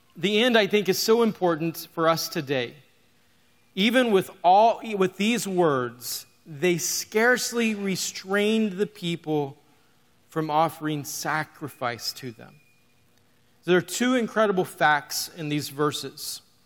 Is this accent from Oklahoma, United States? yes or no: yes; Oklahoma, United States; moved away as an adult; now in North Iowa, United States; we're from North Iowa. Grew up in Oklahoma.